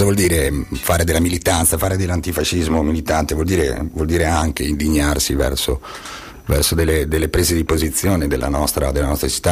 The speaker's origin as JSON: {"language": "Italian", "town": "Bolzano", "region": "Trentino-Alto Adige", "country": "Italy", "said": "da Bolzanino amante, amante de, de, della mia terra, io da qui non mi ci vado"}